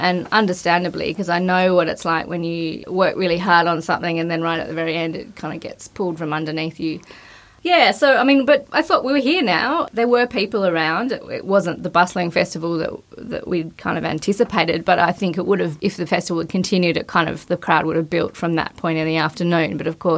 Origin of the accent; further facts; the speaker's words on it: North West Coast of Tasmania, Australia; I grew up in the Northwest Coast